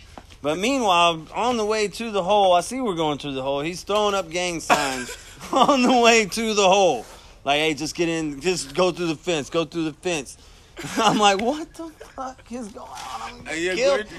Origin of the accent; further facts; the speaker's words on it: Mississippi, United States; I'm from Mississippi. And I was a crazy white guy at one point hanging out with you.